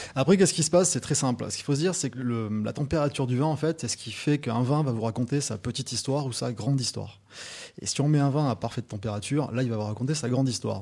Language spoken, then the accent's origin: French; Toulouse, Occitania, France; moi, je suis toulousain